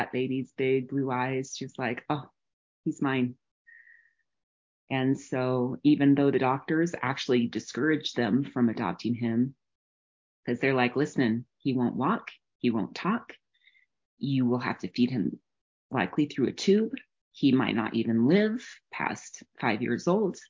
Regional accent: New Mexico, United States; I grew up in the mountains of New Mexico, still there now

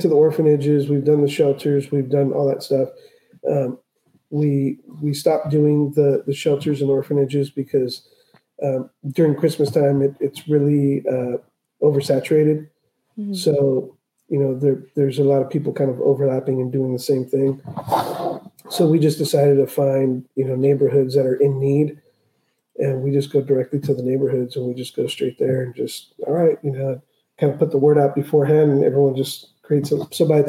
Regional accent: Tijuana, Baja California, Mexico; born there; I was born in Tijuana.

